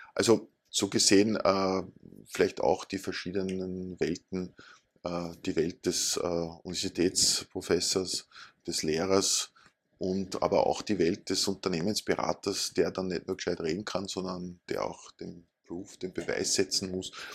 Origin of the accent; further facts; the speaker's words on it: Upper Austria, Austria; now in Vienna, Austria; Ich komme aus Oberösterreich